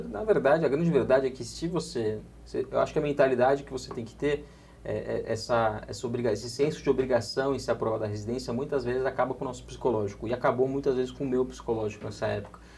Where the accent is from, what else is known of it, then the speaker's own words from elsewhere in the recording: Santos, São Paulo, Brazil; now in São Paulo, Brazil; sou de Santos, eu, moro, eu, eu, eu era de Santos, nasci em Santos, mas meu filho já é um paulistinha